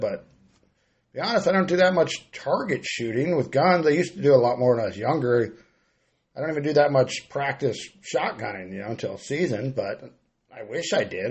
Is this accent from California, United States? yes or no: yes; Grass Valley, California, United States; now in Gridley, United States; I moved to Gridley for duck hunting. You know, I'm from Grass Valley